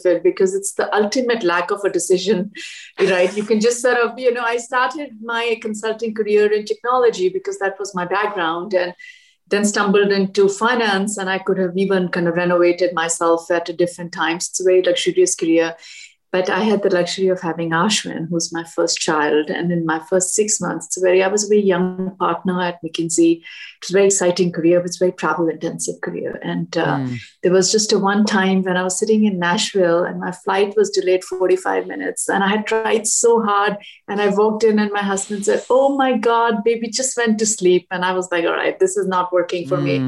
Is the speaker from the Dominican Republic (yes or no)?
no; Delhi, India; moved away as an adult; also born or lived in Washington, D.C.; now in United States; I grew up in Delhi and it was in the mid 80s